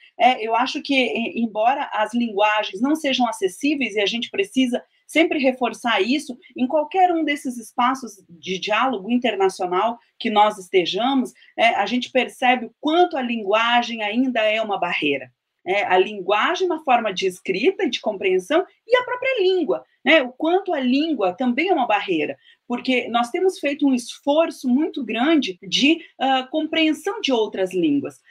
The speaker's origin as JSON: {"language": "Portuguese", "area": "Guarita Indigenous Land", "region": "Rio Grande do Sul", "country": "Brazil", "tie": "born or raised there", "said": "nasci no Guarita, mas a minha terra indígena de afeto é a terra indígena Serrinha"}